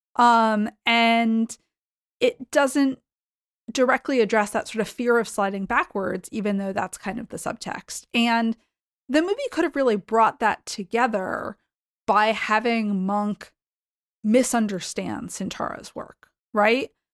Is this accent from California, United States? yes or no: no; Boston, Massachusetts, United States; I grew up in the Boston area